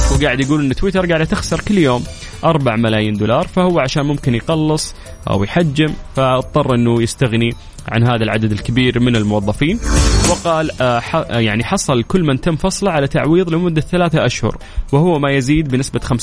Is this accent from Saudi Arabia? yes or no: yes; Saudi Arabia; إحنا كسعوديين